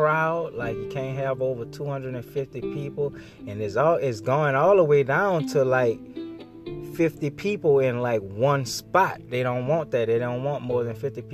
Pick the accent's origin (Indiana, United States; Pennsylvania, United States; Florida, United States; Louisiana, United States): Louisiana, United States; New Orleans; I'm from New Orleans.